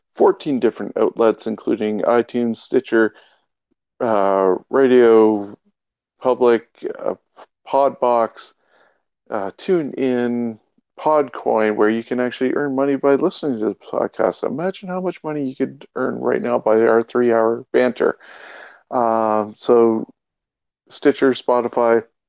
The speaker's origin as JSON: {"language": "English", "country": "Canada", "said": "we are Canadian"}